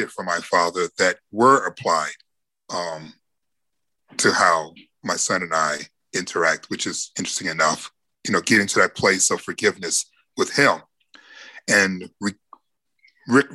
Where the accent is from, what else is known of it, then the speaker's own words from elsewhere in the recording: Detroit, Michigan, United States; growing up in Detroit